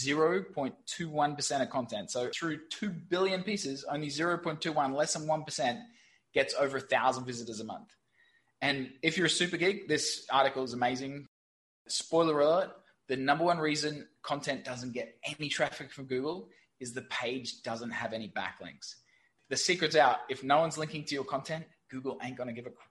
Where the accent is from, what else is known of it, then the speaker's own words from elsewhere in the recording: Brisbane, Queensland, Australia; moved away as an adult; also born or lived in London / Saigon, Vietnam; now in Ho Chi Minh City, Vietnam; I'm from Brisbane, Australia. Don't actually live there anymore